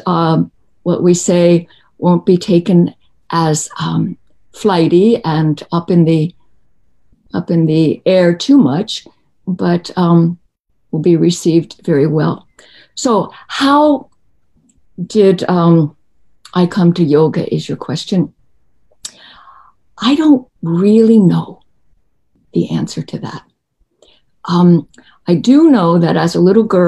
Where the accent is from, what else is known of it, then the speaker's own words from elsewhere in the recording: Washington, District of Columbia, United States; I was born in Washington, D.C. Yeah, on July 4th